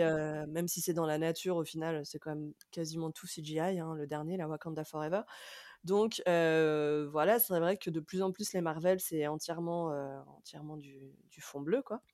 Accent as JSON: {"language": "French", "country": "France"}